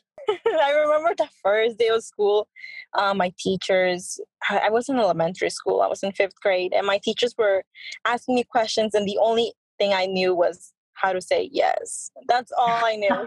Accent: Peru; moved away; I was born in Peru.

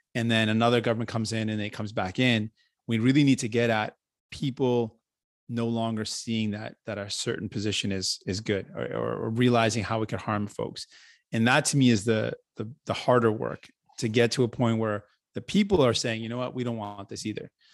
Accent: Windsor, Ontario, Canada; also born or lived in St. John's, Newfoundland / Grand Falls, Newfoundland; I grew up in Windsor and, and it's, uh, really warm

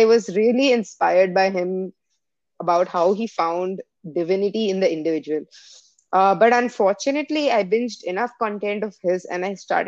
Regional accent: India; now in United States; I come from India

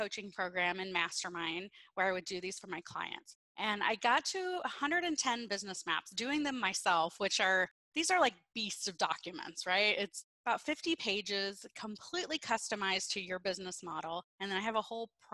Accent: Peoria, Illinois, United States; I'm born and raised in Peoria, Illinois

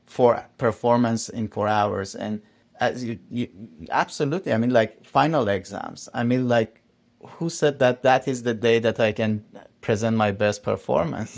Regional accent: Iran; moved away; I come from Iran

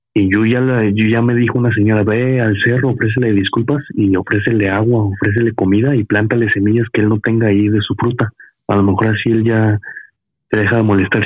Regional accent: Veracruz, Mexico; now in Tlaxcala, Mexico; yo tengo poco viviendo, yo soy de Veracruz

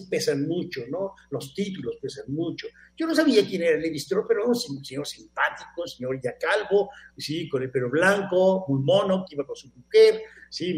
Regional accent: Mexico; moved away as an adult; also born or lived in Barcelona, Spain; soy un mexicano

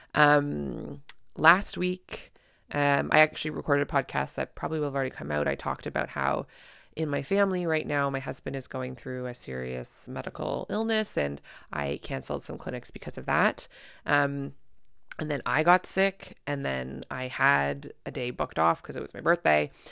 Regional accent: Canada; I'm a Canadian family physician

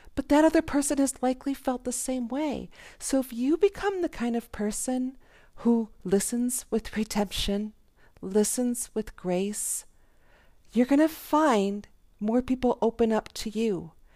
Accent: Jacksonville, Florida, United States; I'm a nobody from Jacksonville.

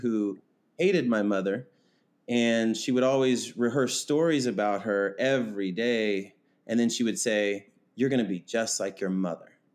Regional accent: Kansas, United States; I was born and raised in Kansas

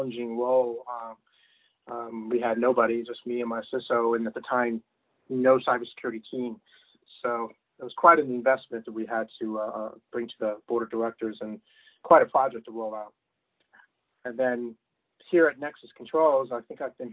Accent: Washington, District of Columbia, United States; growing up in the Washington, D.C. area

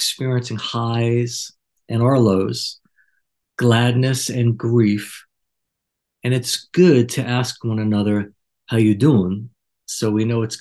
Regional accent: New York, United States; Growing up in New York, we had a culture not too different

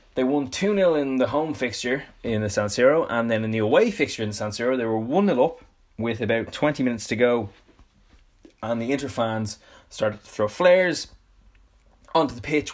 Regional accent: Dublin, Leinster, Ireland; I'm from Dublin, um, in Ireland.

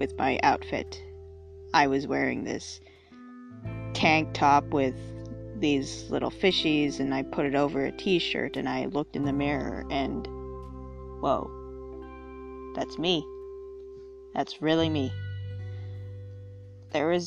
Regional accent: United States; being an American teenager

